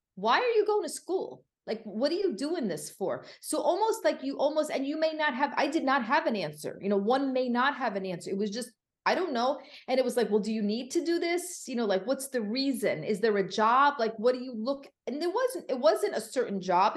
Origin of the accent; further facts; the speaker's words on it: Connecticut, United States; moved away as an adult; also born or lived in Florida; now in Miami, United States; I'm originally from Connecticut, now living right outside Miami, Florida